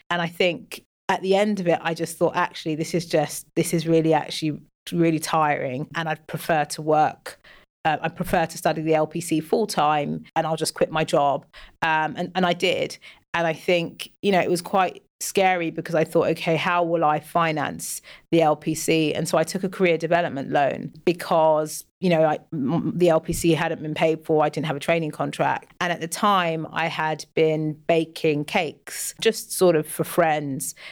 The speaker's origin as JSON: {"language": "English", "region": "London", "country": "United Kingdom", "tie": "born or raised there", "also_born_or_lived": "West Africa", "said": "I'm from West Africa and I've lived in London all my life."}